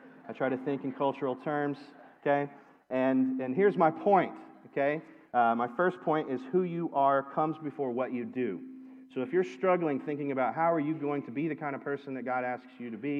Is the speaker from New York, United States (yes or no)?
no; Lexington, Kentucky, United States; I'm from Kentucky. I'm from here. I was born in Lexington, but I've lived in so many different places